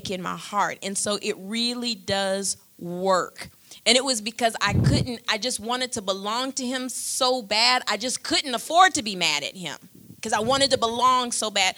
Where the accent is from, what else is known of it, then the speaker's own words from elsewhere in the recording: Michigan, United States; I'm from Michigan.